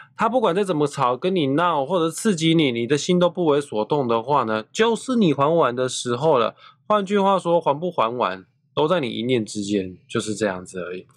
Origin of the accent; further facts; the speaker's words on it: Taiwan; 我身为土生土长在台湾长大的人